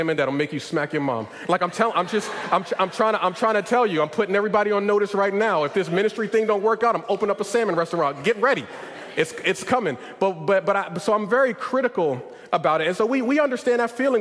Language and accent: English; Northeast, United States; moved away; I come from the Northeast.